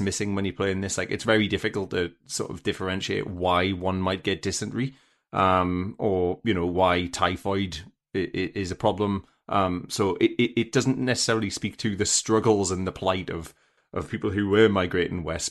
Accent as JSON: {"language": "English", "country": "United Kingdom", "said": "as a British person"}